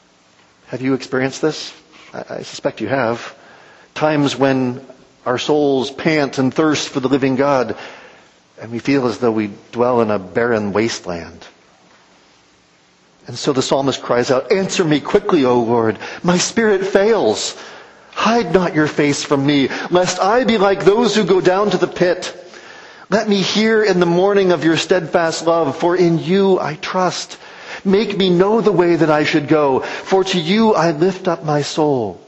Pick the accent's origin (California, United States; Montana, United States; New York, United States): California, United States; I grew up in California